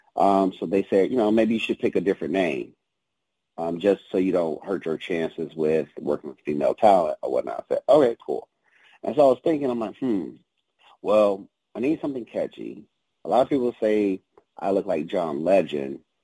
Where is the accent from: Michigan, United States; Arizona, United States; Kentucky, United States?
Michigan, United States; Detroit; moved away; growing up in the D was was pretty tough